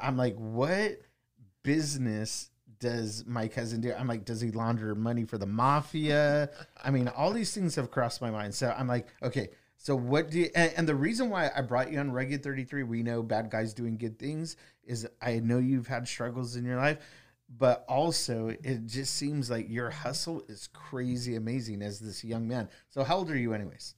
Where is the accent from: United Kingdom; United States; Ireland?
United States; Wilmington; His dad is my second cousin, and we grew up in Wilmington, um, on the same block